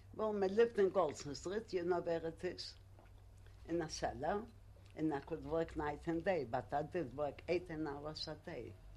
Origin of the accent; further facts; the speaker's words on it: Poland; English is a second language; now in United Kingdom; I come from Poland. I couldn't speak English